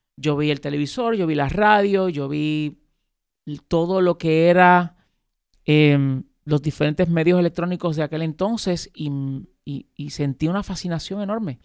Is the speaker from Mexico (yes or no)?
no; Puerto Rico; yo nací aquí en Puerto Rico, pero mis padres son dominicanos.